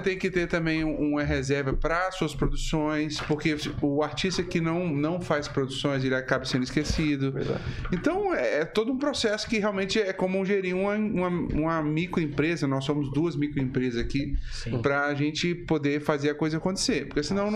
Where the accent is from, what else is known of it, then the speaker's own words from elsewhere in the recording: Minas Gerais, Brazil; eu sou mineiro